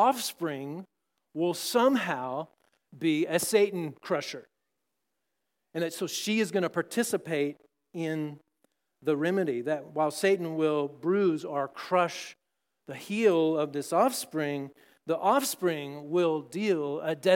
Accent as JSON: {"language": "English", "region": "Texas", "country": "United States", "tie": "born or raised there", "said": "I grew up in Texas"}